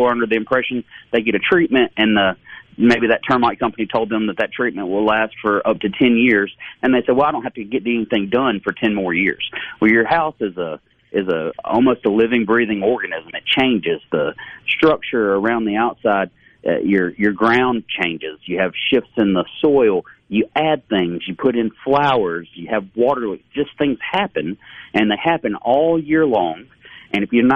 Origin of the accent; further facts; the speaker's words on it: Wilmer, Alabama, United States; moved away; I grew up in Wilmer, Alabama.